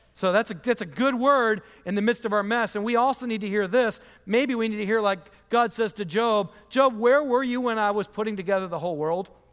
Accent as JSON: {"language": "English", "region": "Michigan", "country": "United States", "moved": "yes", "said": "I'm from Michigan"}